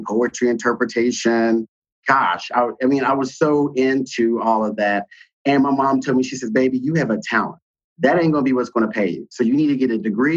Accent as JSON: {"language": "English", "town": "Charleston", "region": "West Virginia", "country": "United States", "tie": "born or raised there", "moved": "as an adult", "lives_now": "Minneapolis, United States", "said": "I was born and raised in Charleston, West Virginia"}